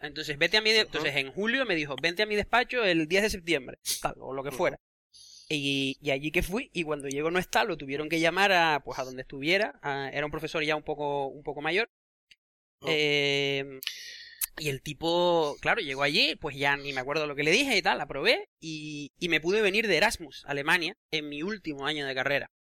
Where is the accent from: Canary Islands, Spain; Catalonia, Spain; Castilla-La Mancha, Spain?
Canary Islands, Spain; accent: Canarian; moved away; haber nacido y crecido en las Islas Canarias